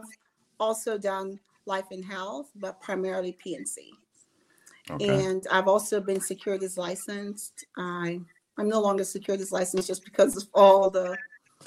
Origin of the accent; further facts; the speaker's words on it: Jamaica; now in Georgia, United States; I was born in Jamaica. So that may be the only difference, is I was born in the Caribbean, in Jamaica. A very, very small town